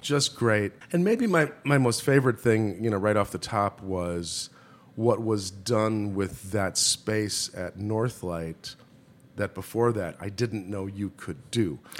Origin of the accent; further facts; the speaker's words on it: Milwaukee, Wisconsin, United States; I grew up in Milwaukee, Wisconsin